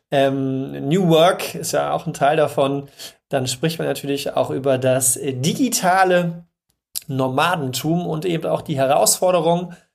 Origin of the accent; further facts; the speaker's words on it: East Germany, Germany; ich bin ja Ossi.